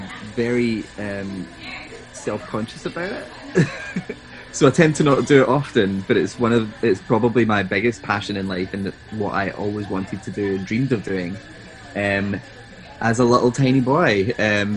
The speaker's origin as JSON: {"language": "English", "town": "East Kilbride", "region": "Scotland", "country": "United Kingdom", "also_born_or_lived": "Glasgow", "said": "I'm actually from East Kilbride"}